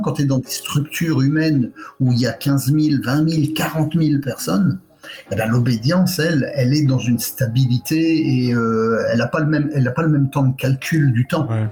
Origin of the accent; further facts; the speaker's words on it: France; moved away; also born or lived in Quebec, Canada; c'est chez moi